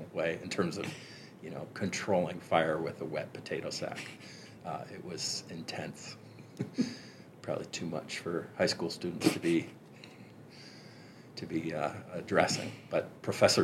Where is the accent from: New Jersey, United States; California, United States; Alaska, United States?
California, United States; As a Californian